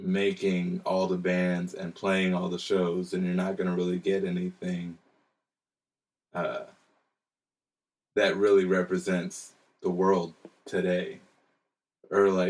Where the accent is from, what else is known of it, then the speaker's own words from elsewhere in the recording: Hawaii, United States; now in Washington, D.C., United States; Growing up in Hawaii